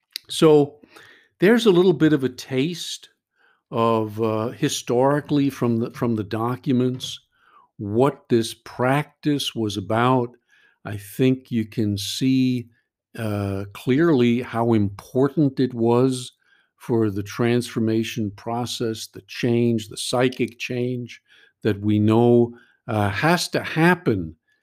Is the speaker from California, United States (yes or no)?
no; New York, United States; And I know I'm from New York, so maybe I can say this, but I go to meetings in New York